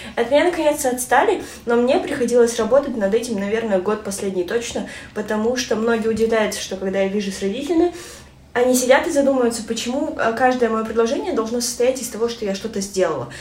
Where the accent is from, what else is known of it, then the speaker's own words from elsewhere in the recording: Kazakhstan; я родилась казашка